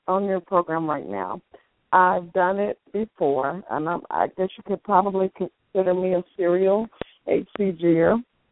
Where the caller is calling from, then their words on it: Texas, United States; I'm in a suburb of Dallas.